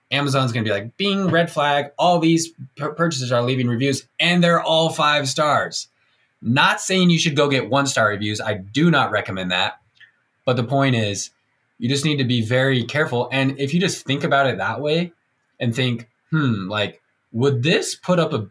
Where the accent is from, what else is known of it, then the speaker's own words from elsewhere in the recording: Provo, Utah, United States; I got 10 friends that live here in Provo, like in my hometown